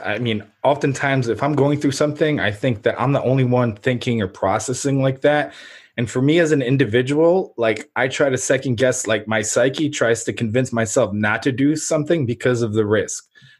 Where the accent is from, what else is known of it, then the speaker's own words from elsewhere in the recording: Ukraine; moved away; And then I remember like what my grandfather told me, that obviously I'm an immigrant from Ukraine. We came over.